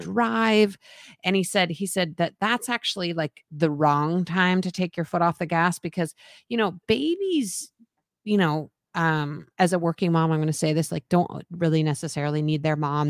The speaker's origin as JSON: {"language": "English", "town": "Boulder", "region": "Colorado", "country": "United States", "tie": "born or raised there", "moved": "yes", "said": "I grew up in Boulder"}